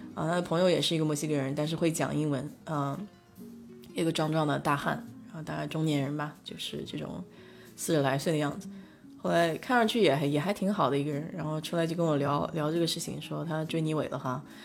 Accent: Nanjing, Jiangsu, China; accent: Nanjing dialect; now in Houston, United States; 我们南京话叫哄哈

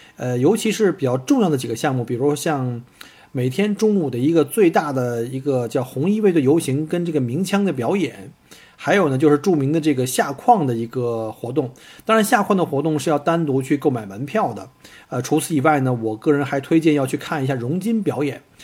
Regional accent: China; now in Australia; 我们中国人

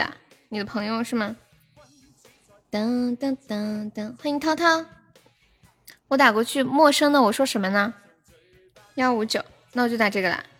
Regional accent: Laifeng, Hubei, China; 我是来风的。

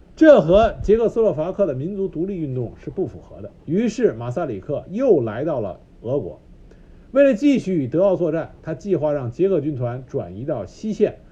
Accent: China; 我们中国人

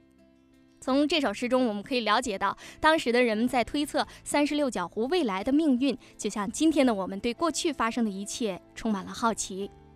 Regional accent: Pingtan, Fujian, China; 我是本地人。哦。呃，我就在马头镇

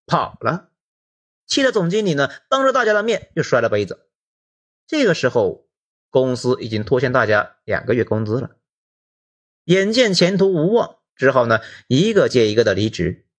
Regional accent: Hunan, China; moved away as an adult; also born or lived in Shenzhen; 我湖南人什么场面没见过啊？

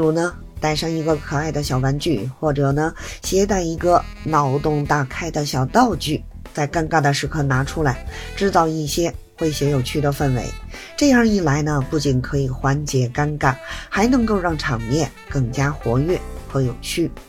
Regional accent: Beijing, China; 提前祝愿朋友们呢在新的一年里充满幽默和乐趣

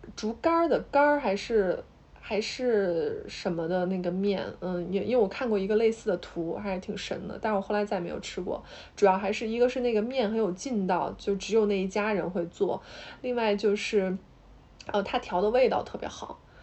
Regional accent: Hubei, China; 因为我是湖北人嘛

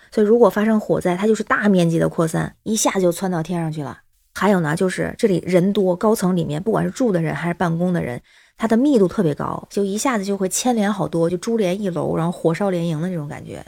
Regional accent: Tianjin, China; now in Beijing, China; 我是天津人，现在北京

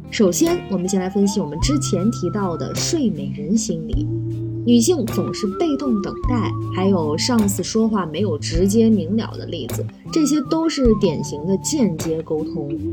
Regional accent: China; 我们中国人的性格

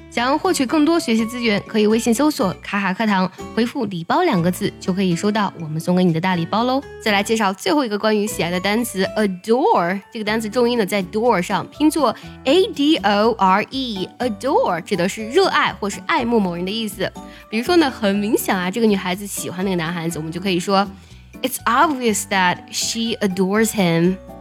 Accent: China; 我们中国人对于喜欢和爱的表达呢，是非常含蓄以及唯美的

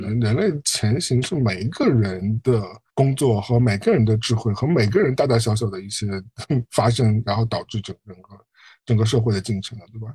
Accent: Shanghai, China; now in New York, United States; 我在上海出生，我在纽约嗯。生活那么多年

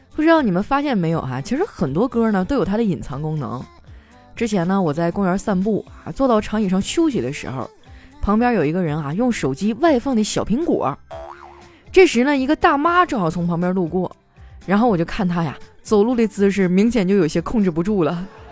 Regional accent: China; 我们中国人只信生肖

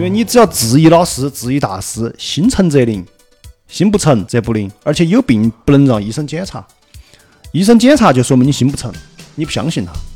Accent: Jiangyou, Sichuan, China; 而且是我们家乡的人

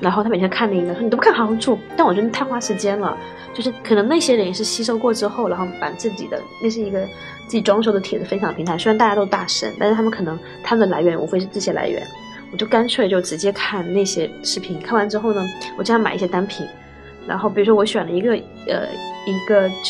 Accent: China; 我们中国人社交，其实你要什么，我都饭桌上聊嘛。

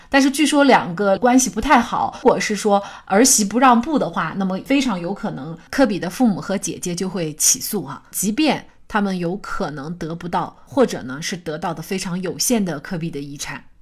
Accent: China; 我们中国人

